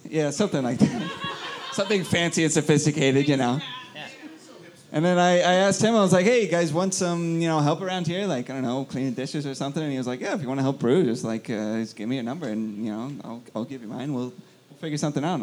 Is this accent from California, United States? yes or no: no; Oklahoma, United States; I'm from Oklahoma